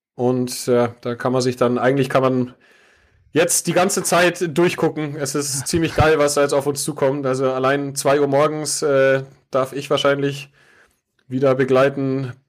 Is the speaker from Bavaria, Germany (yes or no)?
yes; Munich, Bavaria, Germany; als äh, Münchner